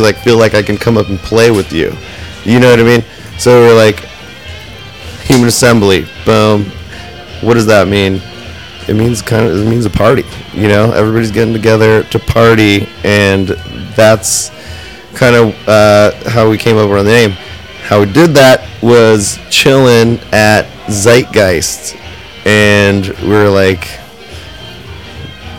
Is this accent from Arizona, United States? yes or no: yes; Flagstaff, Arizona, United States; moved away; we ended up in my hometown, Flagstaff